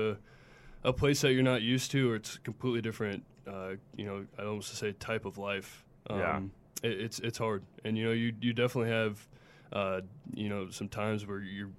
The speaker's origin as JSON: {"language": "English", "town": "Lincoln", "region": "Nebraska", "country": "United States", "tie": "born or raised there", "also_born_or_lived": "Iowa / New Jersey", "said": "I was actually born in Lincoln."}